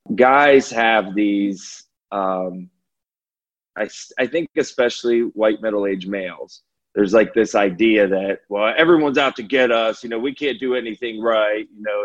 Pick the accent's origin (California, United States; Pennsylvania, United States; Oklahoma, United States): California, United States; if you're from New Jersey and I'm from California, we'll have differences in the way that we grew up.